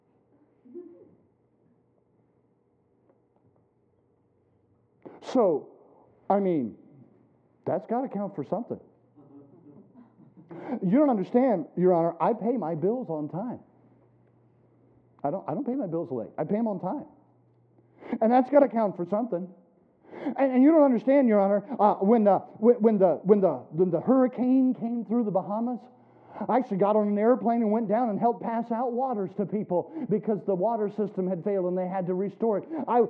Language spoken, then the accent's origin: English; South Carolina, United States; now in Ohio, United States; when I was a boy growing up in South Carolina